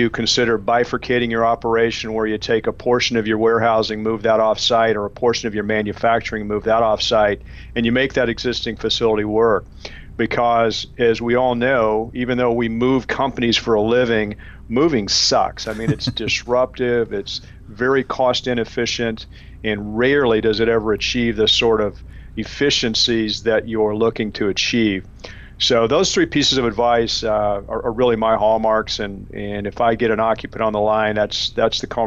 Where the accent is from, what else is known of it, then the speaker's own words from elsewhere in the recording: Arkansas, United States; I mean, I grew up in Arkansas and I was kind of gullible, so I figured all reindeers could fly, right?